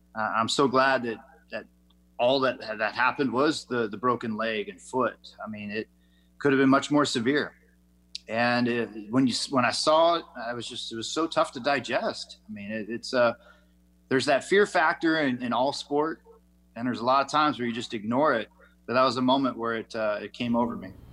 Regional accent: Las Vegas, Nevada, United States; Las Vegas my hometown

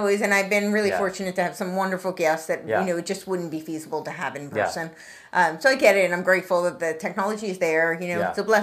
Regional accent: New York, United States; moved away; I grew up right outside New York City

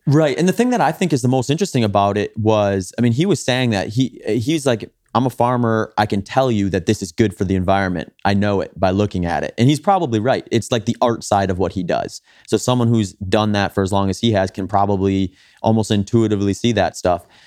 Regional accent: Wisconsin, United States; I grew up in Wisconsin

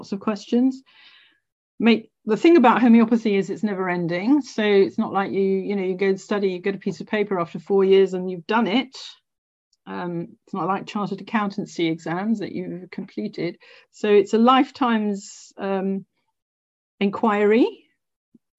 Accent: Scotland, United Kingdom; I'm Scottish

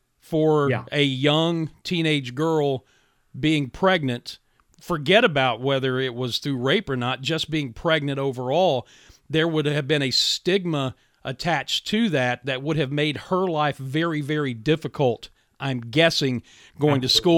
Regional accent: Williamson, West Virginia, United States; I'm from Williamson.

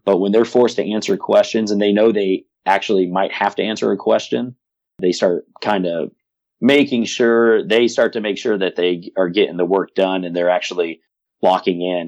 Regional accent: South Pasadena, California, United States; I grew up in Pasadena, California, South Pasadena to be specific

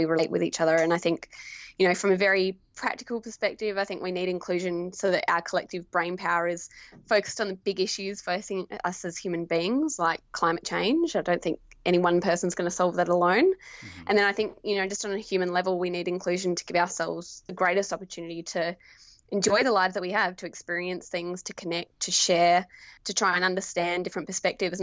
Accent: Esperance, Western Australia, Australia; now in Perth, Australia; I grew up in Esperance, Western Australia, and I'm a Noongar woman.

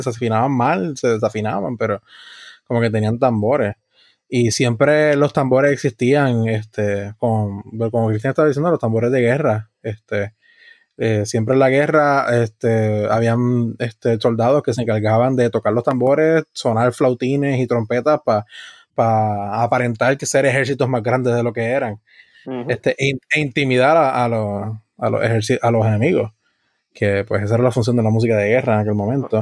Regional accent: Puerto Rico; tenemos como puertorriqueño, que indudablemente es parte de, nuestra identidad

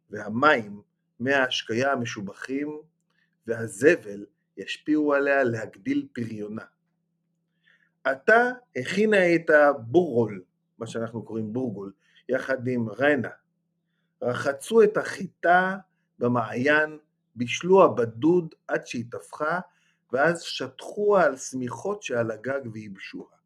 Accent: Ma'alot-Tarshiha, Northern District, Israel; אני זוכר כך לפחות מילדותי, כי אני גדלתי במעלות

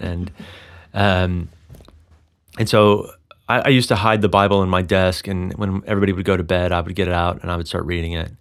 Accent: Texas, United States; now in Colorado, United States; I grew up in Texas

